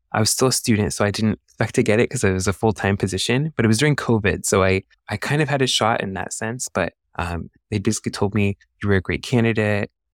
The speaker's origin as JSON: {"language": "English", "town": "San Diego", "region": "California", "country": "United States", "tie": "born or raised there", "said": "I'm a San Diego native, so I was born and raised here in San Diego"}